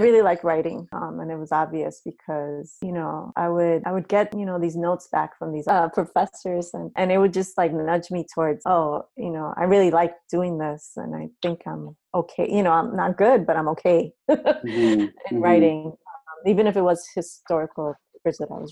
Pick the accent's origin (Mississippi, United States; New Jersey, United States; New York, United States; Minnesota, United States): New York, United States; New York City; now in California, United States; The Bronx, when I grew up, I grew up in the 70s and 80s.